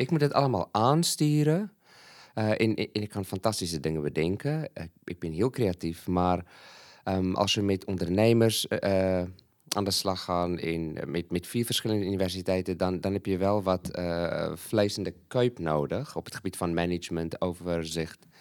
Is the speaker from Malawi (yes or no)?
yes; Malawi; moved away as an adult; now in Netherlands; ik ben een Zuid-Afrikaan, maar ik ben in Malawi geboren en opgegroeid